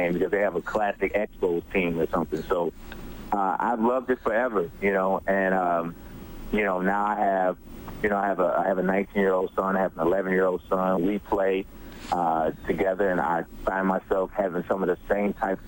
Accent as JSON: {"language": "English", "town": "Chicago", "region": "Illinois", "country": "United States", "tie": "born or raised there", "said": "I am born and raised in Chicago"}